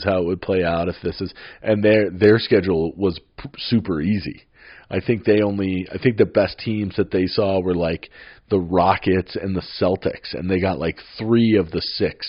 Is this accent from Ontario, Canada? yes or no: yes; Toronto, Ontario, Canada; growing up in Toronto